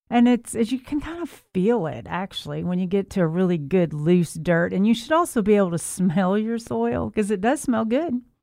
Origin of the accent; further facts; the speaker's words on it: Memphis, Tennessee, United States; moved away; I'm from Memphis, but I was gone for a while